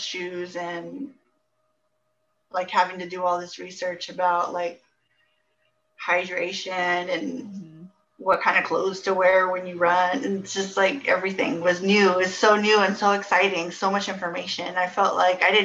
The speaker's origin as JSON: {"language": "English", "town": "Houston", "region": "Texas", "country": "United States", "tie": "born or raised there", "also_born_or_lived": "Spring, Texas", "said": "I grew up here in Houston, North Houston mostly. And I lived in the Klein area most of my life"}